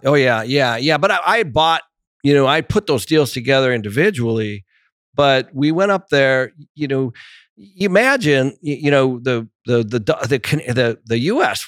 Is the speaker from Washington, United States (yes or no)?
yes; Seattle, Washington, United States; moved away; also born or lived in Portland; I grew up in Seattle